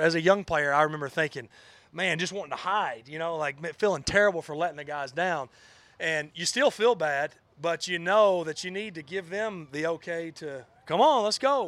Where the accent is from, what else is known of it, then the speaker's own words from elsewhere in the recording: North Alabama, United States; moved away; growing up in North Alabama